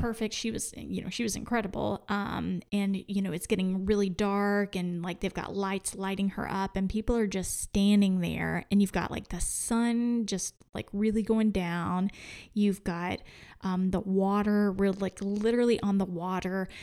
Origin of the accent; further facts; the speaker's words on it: Oklahoma, United States; I'm from Oklahoma